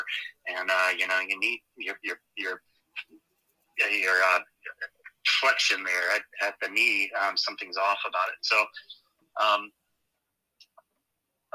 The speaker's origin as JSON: {"language": "English", "region": "Georgia", "country": "United States", "tie": "born or raised there", "also_born_or_lived": "Chicago, Illinois", "moved": "as an adult", "lives_now": "San Diego, United States", "said": "So I was really raised down in the South in Georgia"}